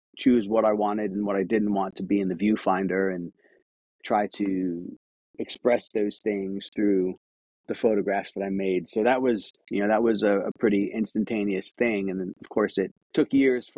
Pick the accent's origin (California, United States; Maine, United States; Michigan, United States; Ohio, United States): Ohio, United States; Akron; moved away; also born or lived in New York / Cleveland, Ohio; I grew up in Akron, Ohio, and I've lived in a few other states. But 10 years ago, I moved to Cleveland.